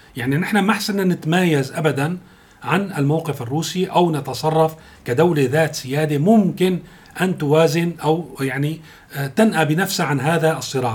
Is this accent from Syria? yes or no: yes; Syria; نحن كسوريين